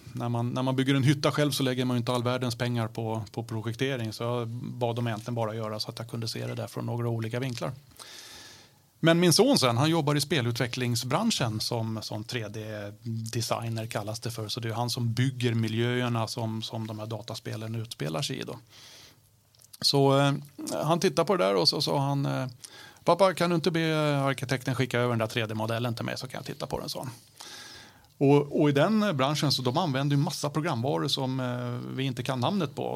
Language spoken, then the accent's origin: Swedish; Stockholm, Stockholm County, Sweden; accent: Stockholm dialect; jag pratar stockholmska